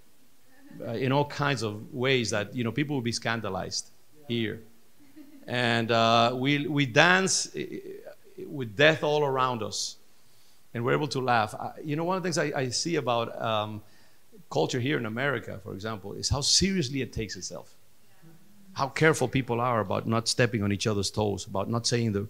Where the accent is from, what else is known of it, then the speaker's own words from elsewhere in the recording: Dominican Republic; I'm from the Dominican Republic, and our culture is very African based